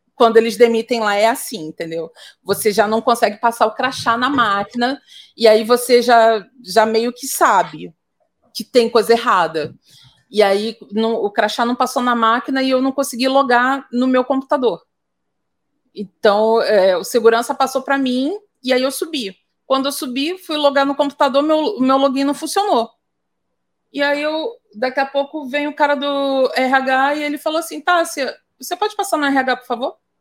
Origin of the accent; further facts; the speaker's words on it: Baixada Fluminense, Rio de Janeiro, Brazil; eu sou fruto do da Baixada Fluminense nos anos 90, cara, nos anos 80, na verdade.